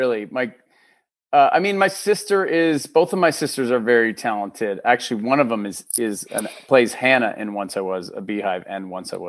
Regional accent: Austin, Texas, United States; born there; also born or lived in Minnesota; So I was, to go way back, I was born in Texas. My dad was teaching theater at University of Austin. Mm. So I was born in Austin, Texas, and we lived there for about first 7 years of my life.

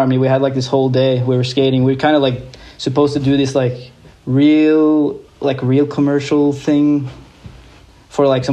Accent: Larvik, Vestfold, Norway; I grew up in a little town called Larvik.

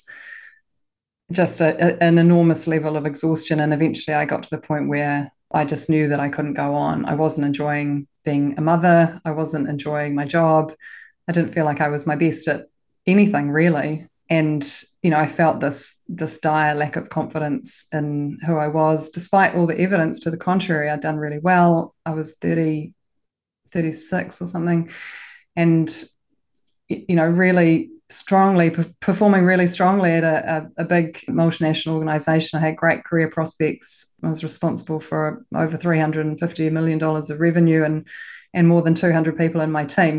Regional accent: Auckland, New Zealand; also born or lived in Christchurch, New Zealand; I'm from Auckland. I was educated in Auckland, went to one of the top girls' schools

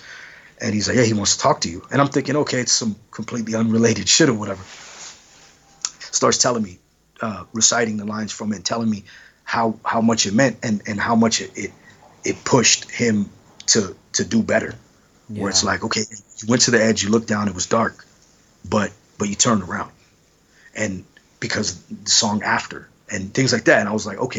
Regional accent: Los Angeles, California, United States; I'm from Los Angeles

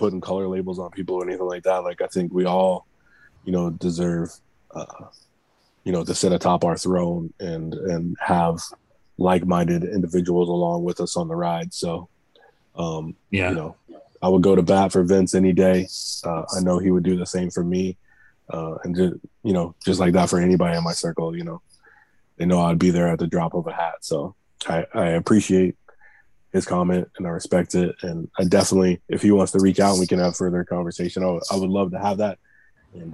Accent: East St. Louis, Illinois, United States; now in Arizona, United States; I grew up in East St. Louis

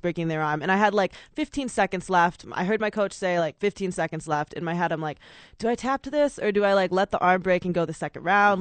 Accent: West Michigan, United States; moved away as an adult; now in Albuquerque, United States; I'm originally from Michigan. I moved here to Albuquerque maybe a year and a half ago

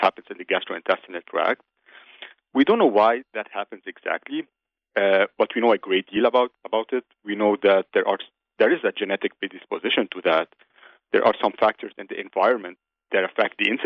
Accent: Lebanon; moved away as an adult; also born or lived in Chicago; now in United States; I was actually born and raised in Lebanon. It's where I lived most of my life.

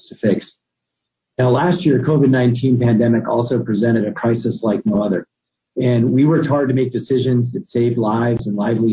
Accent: Albuquerque, New Mexico, United States; was born and raised in Albuquerque as well

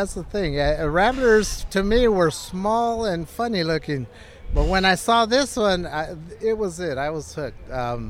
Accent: West Covina, California, United States; We're from West Covina.

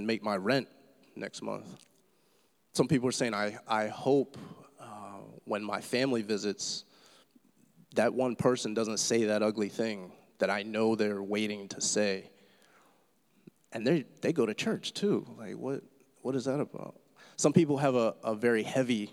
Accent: Pittsburgh, Pennsylvania, United States; moved away; I'm from Pittsburgh originally

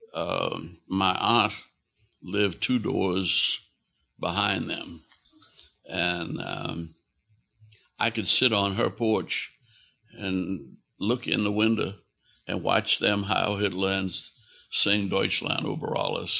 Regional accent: New Orleans, Louisiana, United States; I was born in New Orleans, in the middle of a block in a poor, working class neighborhood

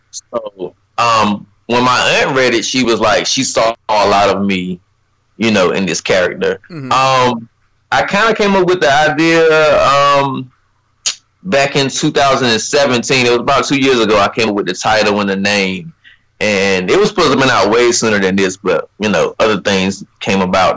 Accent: Rocky Mount, North Carolina, United States; also born or lived in Harlem; I'm from Rocky Mount, North Carolina. First of all, I got to shout out Rocky Mount. Um, it's a little town in uh, North Carolina, Eastern North Carolina. Uh, graduated in 2011.

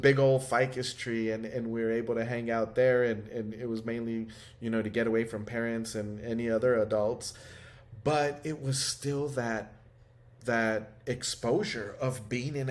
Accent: United States; I grew up in Highland Park

